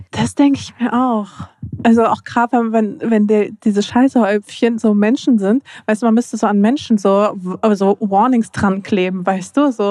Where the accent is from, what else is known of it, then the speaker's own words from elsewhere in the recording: Dortmund, North Rhine-Westphalia, Germany; Ich komme aus Dortmund.